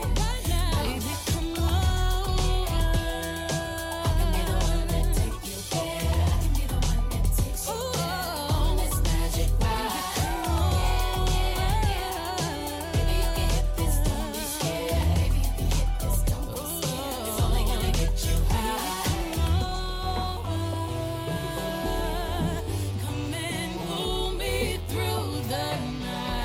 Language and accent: English; St. Louis, Missouri, United States; born and raised in St. Louis